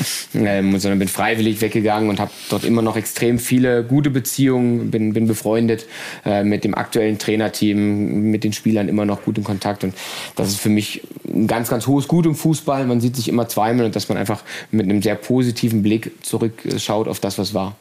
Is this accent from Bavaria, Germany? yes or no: no; Brandenburg, Germany; moved away as an adult; now in Leipzig, Germany; bin aber gebürtig ähm, aus Brandenburg, aus der Nähe von Berlin